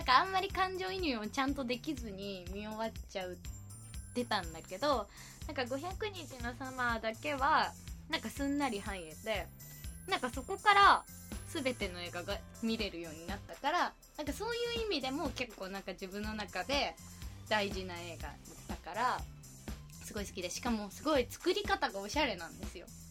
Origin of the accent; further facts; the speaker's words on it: Hyogo, Japan; 兵庫県出身だから、あの、おじいちゃんおばあちゃんとかが、大の阪神ファンで